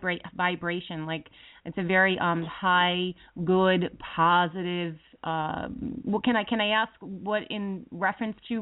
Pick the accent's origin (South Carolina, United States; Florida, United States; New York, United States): New York, United States; we us New Yorkers